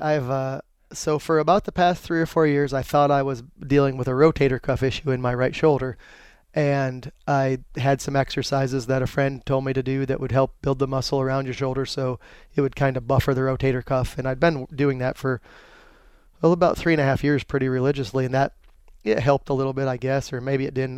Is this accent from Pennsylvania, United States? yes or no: yes; Dushore, Pennsylvania, United States; moved away as an adult; now in North Carolina, United States; growing up in Pennsylvania